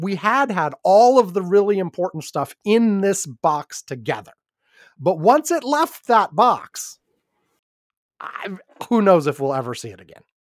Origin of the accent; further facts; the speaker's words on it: Wisconsin, United States; I was born in Wisconsin